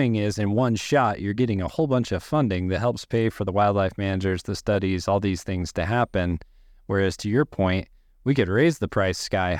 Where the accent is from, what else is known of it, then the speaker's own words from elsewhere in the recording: Wyoming, United States; I'm born and raised in Wyoming